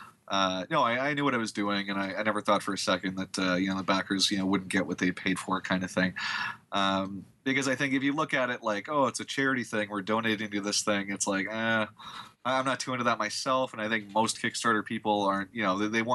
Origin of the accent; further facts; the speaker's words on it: Canada; I'm from Canada.